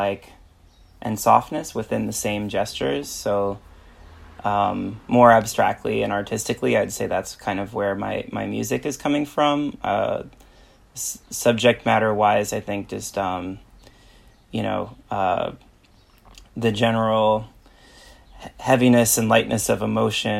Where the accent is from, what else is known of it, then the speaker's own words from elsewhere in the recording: New York City, New York, United States; I'm from Brooklyn, New York.